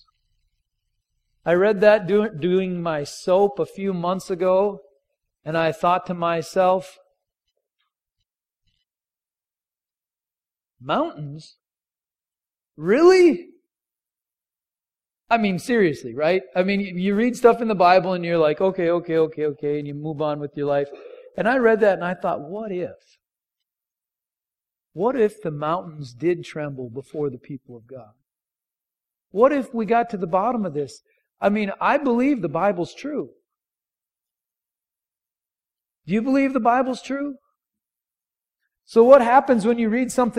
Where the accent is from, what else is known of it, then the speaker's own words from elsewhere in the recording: North Dakota, United States; moved away; I'm grew up in North Dakota